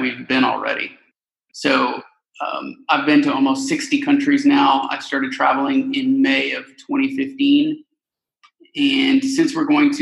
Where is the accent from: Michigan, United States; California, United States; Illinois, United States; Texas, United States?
Texas, United States; Houston; moved away; So we're from Houston, Texas